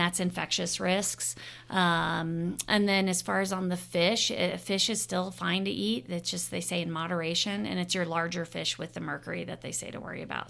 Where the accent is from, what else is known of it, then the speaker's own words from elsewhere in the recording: Arizona, United States; moved away as an adult; also born or lived in Oahu, Hawaii / Bethesda, Maryland; now in Ogden, United States; I'm originally from Arizona. Uh, I was born and raised there